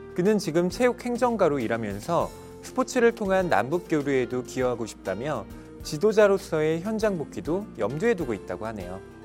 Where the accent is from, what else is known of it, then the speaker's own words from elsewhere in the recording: South Korea; 한국인으로서 우리는